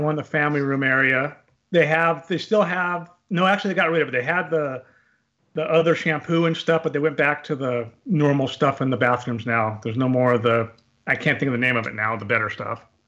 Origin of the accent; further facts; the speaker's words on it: California, United States; I grew up in California, about five hours from Disneyland